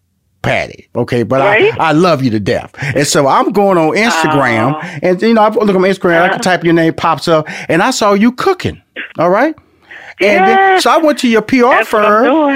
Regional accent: Houston, Texas, United States; I'm from Houston, Texas, and a country boy.

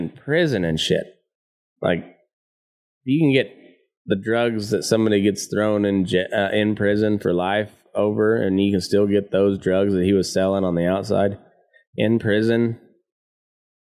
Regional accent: United States; We here in America

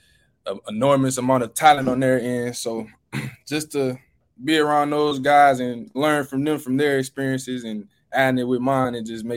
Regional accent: Michigan, United States; You know, I'm from Michigan, so coming down here in the heat was one thing.

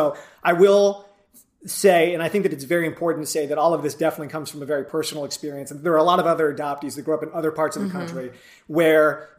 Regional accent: Ventura County, California, United States; So for me, I grew up in Ventura County, which is like an hour north of LA.

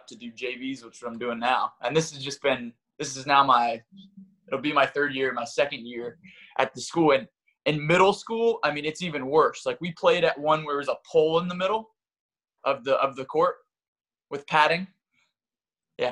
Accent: North Carolina, United States; also born or lived in Brooklyn, New York; now in New York City, United States; I grew up in North Carolina

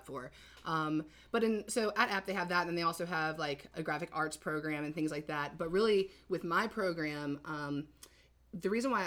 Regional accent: High Point, North Carolina, United States; moved away as an adult; also born or lived in Boone, North Carolina; now in Wilmington, United States; I'm from High Point, like you said, original OG High Point homie

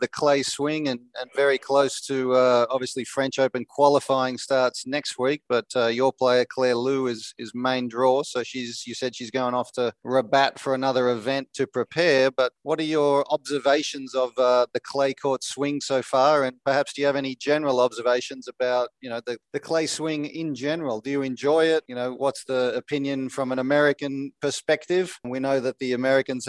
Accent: Melbourne, Victoria, Australia; I grew up in Melbourne

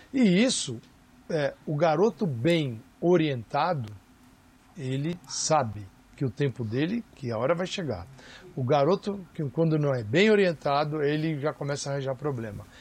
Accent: Brazil; somos nós brasileiros

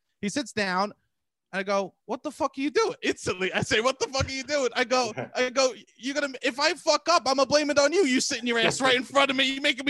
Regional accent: New York City, New York, United States; And I'm from Staten Island.

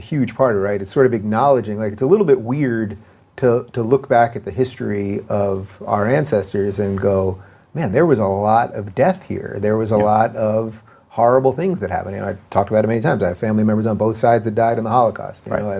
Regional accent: Long Island, New York, United States; so I grew up in Long Island, everyone was either Jewish or Greek or Italian, basically

